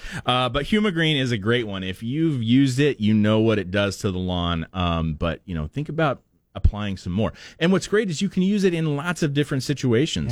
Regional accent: Portland, United States; moved away; growing up in Portland

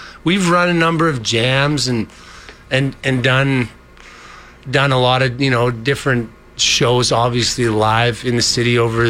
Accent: Alberta, Canada; We are from Alberta

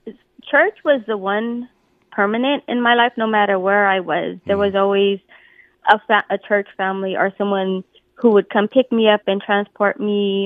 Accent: Los Angeles, California, United States; I was raised in South Central LA, mostly amongst the Black side of my family

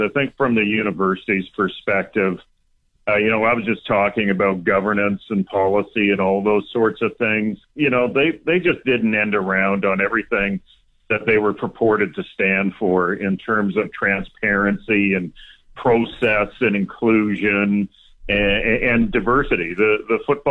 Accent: Vancouver, British Columbia, Canada; my hometown of Vancouver

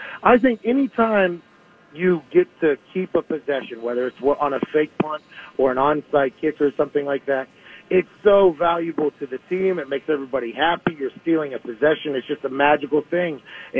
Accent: Pittsburgh, Pennsylvania, United States; Growing up in Pittsburgh

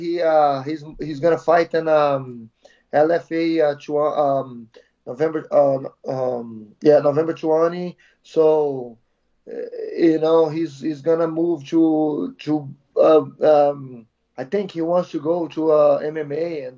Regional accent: Brazil; moved away as an adult; also born or lived in California; now in Connecticut, United States; Brazil, Sobralia, my hometown.

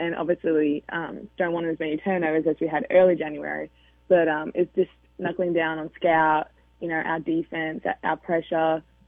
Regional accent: United Kingdom; I'm British, not Australian.

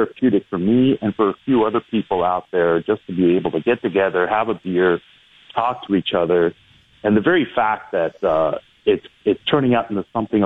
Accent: Brampton, Ontario, Canada; now in Toronto, Canada; I grew up in Brampton

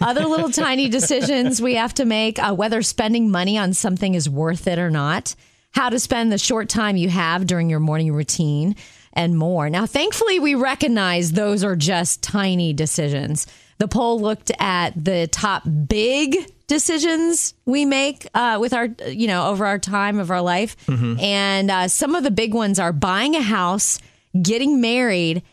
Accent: Jupiter, Florida, United States; I grew up in Jupiter

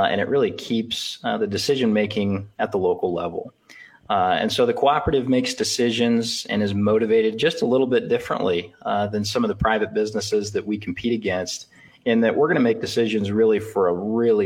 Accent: Elgin, Nebraska, United States; also born or lived in Lincoln, Nebraska; I'm a Northeast Nebraska farm kid. I grew up in Elgin, Nebraska, southern Antelope County

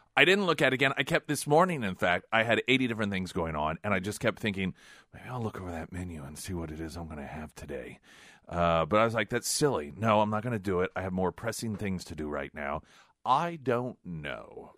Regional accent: the Ozarks, United States; growing up in the Ozarks

